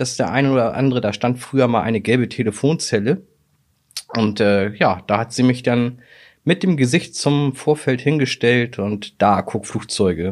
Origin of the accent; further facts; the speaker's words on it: Hamburg, Germany; Ich bin 1988 mit meiner Mutter von Altona nach Fußbüttel gezogen